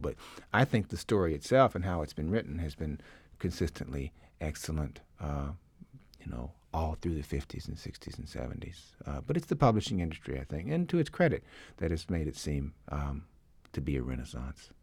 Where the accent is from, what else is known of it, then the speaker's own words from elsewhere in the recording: Jackson, Mississippi, United States; moved away; I grew up in the South in Mississippi